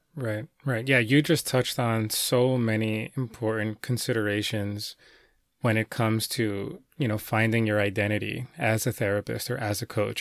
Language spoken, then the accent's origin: English; New York City, New York, United States; my hometown of New York City